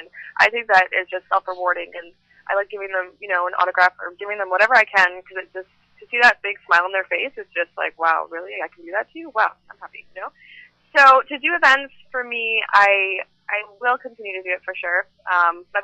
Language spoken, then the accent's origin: English; Canada; I'm from Canada